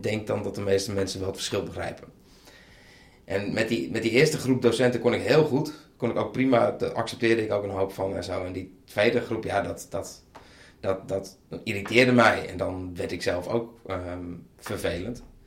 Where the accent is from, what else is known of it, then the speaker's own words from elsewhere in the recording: Bleskensgraaf, South Holland, Netherlands; Dus dat is een net iets groter dorp, uh, een dorp dan waar ik vandaan kwam.